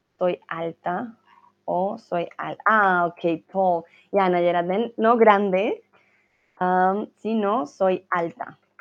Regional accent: Colombia; now in Germany; estoy en mi hogar en Alemania, ¿vale? Pero soy de Colombia.

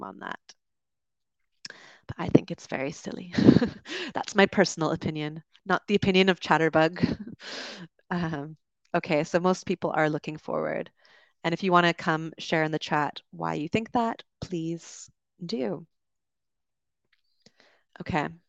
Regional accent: Canada; moved away as an adult; also born or lived in United Kingdom; As a Canadian, I moved there

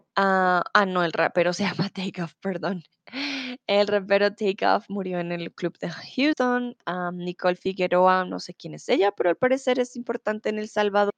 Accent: Bogotá, Colombia; now in Mexico; ahora estoy en Bogotá, soy de Colombia, estoy en mi país, en mi ciudad

